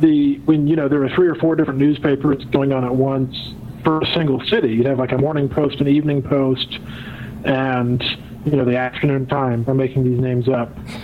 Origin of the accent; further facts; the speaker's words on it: Grapevine, Texas, United States; The Grapevine Sun, my hometown newspaper.